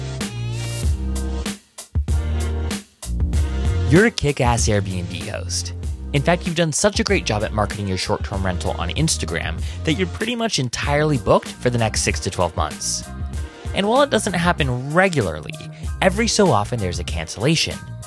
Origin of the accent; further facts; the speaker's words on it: Oahu, Hawaii, United States; moved away as an adult; now in Washington, D.C., United States; I'm actually originally from Hawaii. I was born and raised on Oahu